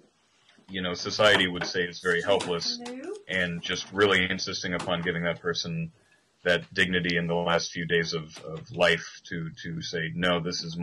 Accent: southern Illinois, United States; I grew up in the Midwest in the States. You know, I grew up in a southern area of Illinois

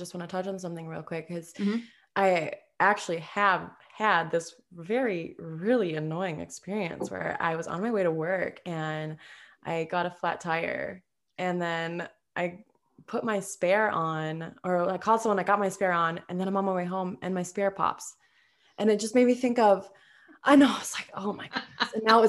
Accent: Minnesota, United States; now in Las Vegas, United States; I come from Minnesota, where it's lush and humid, to Vegas, where it's super dry.

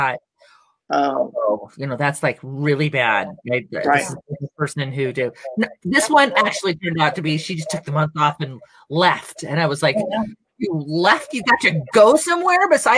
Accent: West Coast, United States; now in New Mexico, United States; I'm from the West Coast and I'm from the, you know, the big city-ish area.

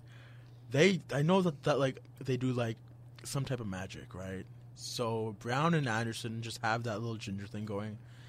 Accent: Brampton, Ontario, Canada; I'm from Brampton.

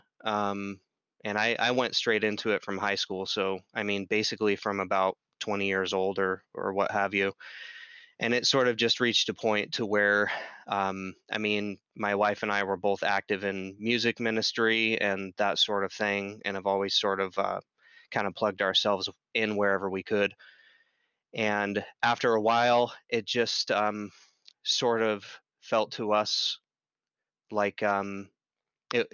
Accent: Southeast Idaho, United States; my hometown in Southeast Idaho

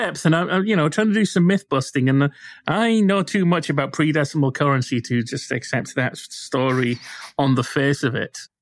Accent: Bradford, Yorkshire and the Humber, United Kingdom; I grew up with sort of the remains of two department stores in my hometown

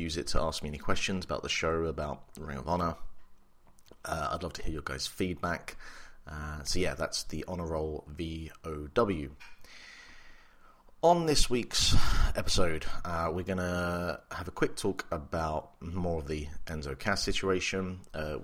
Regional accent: England, United Kingdom; also born or lived in Republic of Ireland; now in Ireland; I am English, but I live in the Republic of Ireland, so my family are all back in the United Kingdom

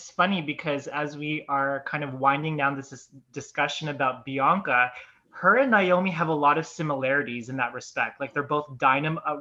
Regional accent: Canada; it's just been a disappointment for us fans, especially as Canadian fans, to kind of see her, you know.

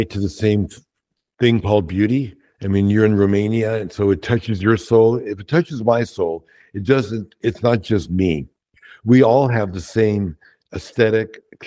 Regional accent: New York City, New York, United States; growing up in Brooklyn, my parents were Holocaust survivors.

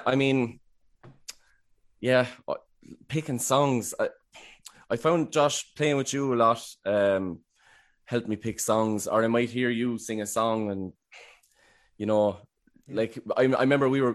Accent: Wexford, Leinster, Ireland; I'm from Wexford.

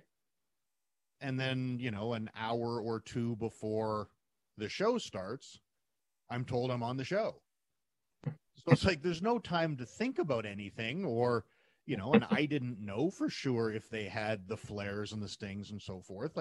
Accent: Calgary, Alberta, Canada; in my hometown

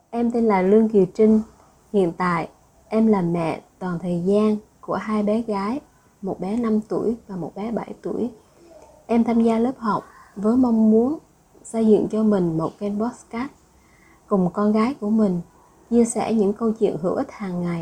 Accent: Phú Xuyên, Hanoi, Vietnam; mình đến từ Phú Xuyên.

